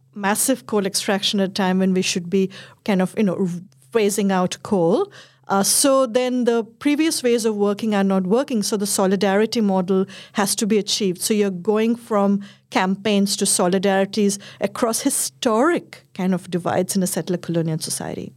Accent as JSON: {"language": "English", "country": "India", "tie": "born or raised there", "said": "growing up in India and the generation we did in, I was a kid led in the eighties and I was in my teens in the nineties"}